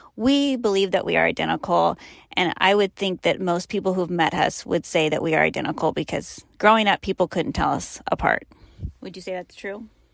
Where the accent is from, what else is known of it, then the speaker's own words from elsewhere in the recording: Sacramento, California, United States; moved away as an adult; where we grew up in the Sacramento area